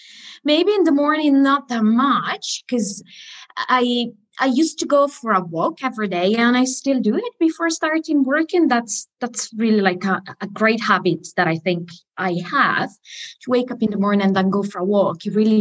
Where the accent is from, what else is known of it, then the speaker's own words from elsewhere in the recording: Italy; accent: Italian; English is a second language; now in Spain; especially when I get angry, I think it's when my Italian accent comes out, which is, I think, is quite normal for a foreigner